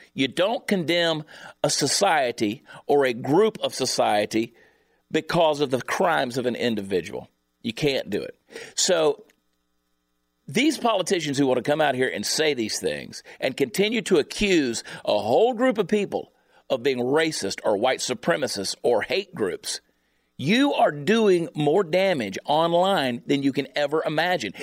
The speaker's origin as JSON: {"language": "English", "region": "the South", "country": "United States", "tie": "born or raised there", "said": "I grew up in the South"}